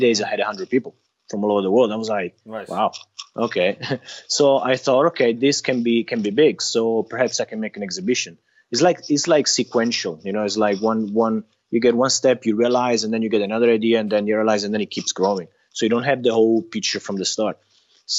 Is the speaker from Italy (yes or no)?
yes; Italy; I'm from Italy